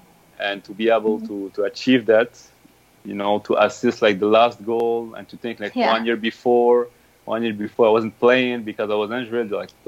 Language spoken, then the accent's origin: English; Morocco; When I grew up in Morocco, my brother and my father were supporters of Raja.